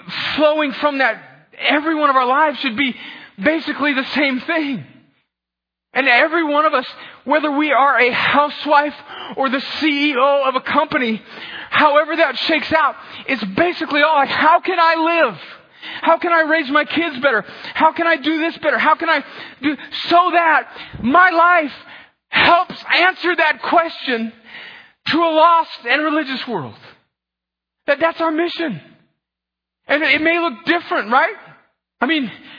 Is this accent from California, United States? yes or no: yes; California, United States; moved away; I'm from California